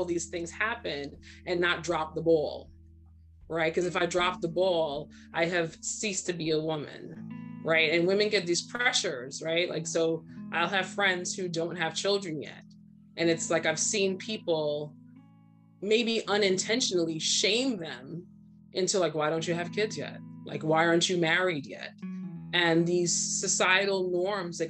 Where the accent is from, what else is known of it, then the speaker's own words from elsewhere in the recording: Trinidad & Tobago; also born or lived in Brooklyn, New York, United States; now in United States; I was born in Brooklyn and raised in Trinidad